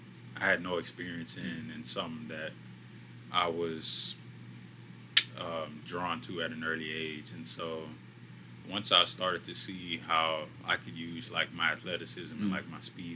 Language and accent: English; Beirut, Beirut Governorate, Lebanon; born there; So my family is originally from South Sudan. I was born in Beirut, Lebanon. My parents both grew up in South Sudan.